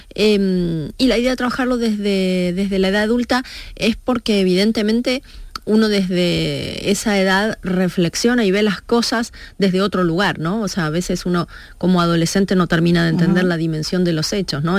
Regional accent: Argentina; mi adolescencia en Argentina

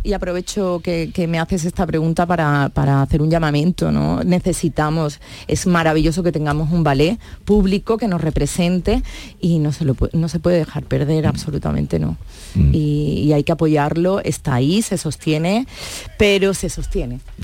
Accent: Barcelona, Catalonia, Spain; now in Andalusia, Spain; hay gente que no sabe que soy de Barcelona

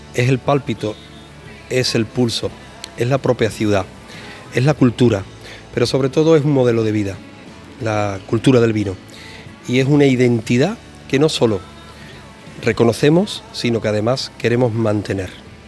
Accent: La Palma del Condado, Andalusia, Spain; cuando yo era pequeño, como en las tabernas de mi pueblo, de La Palma

